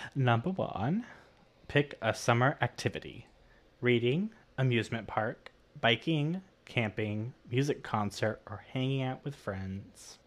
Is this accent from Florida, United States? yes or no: yes; Miami, Florida, United States; growing up in Miami and in Florida in general